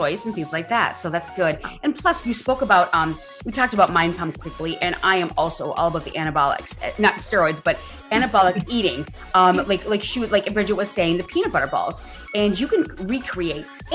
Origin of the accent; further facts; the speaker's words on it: Wisconsin, United States; moved away; I'm originally from Wisconsin